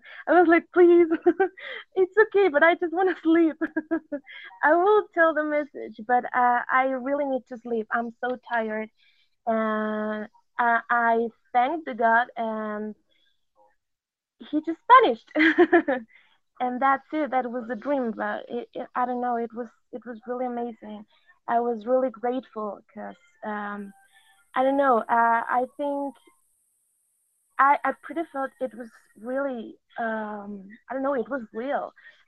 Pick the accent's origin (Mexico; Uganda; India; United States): Mexico; English is a second language; I'm from Mexico. Excuse my English, because I'm not so good at it.